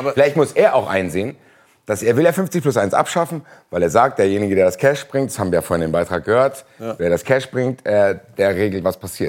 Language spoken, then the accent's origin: German; Frankfurt, Hesse, Germany; ich bin halt Frankfurter